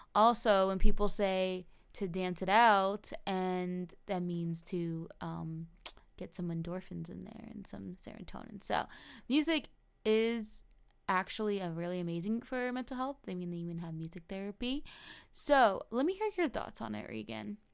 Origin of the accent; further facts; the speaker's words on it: New Jersey, United States; now in Florida, United States; I grew up in New Jersey and I currently reside in Florida